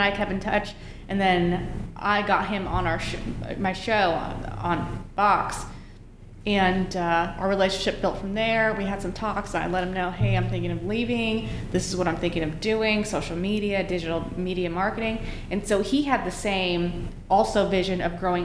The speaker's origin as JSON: {"language": "English", "town": "San Jose", "region": "California", "country": "United States", "tie": "born or raised there", "also_born_or_lived": "Los Angeles / Wisconsin", "moved": "as an adult", "lives_now": "Kansas City, United States", "said": "I'm born and raised in San Jose"}